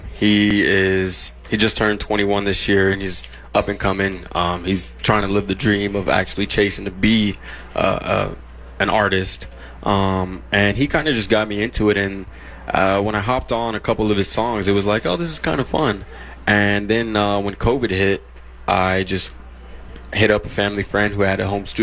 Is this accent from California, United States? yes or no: yes; San Bernardino, California, United States; moved away; growing up in San Bernardino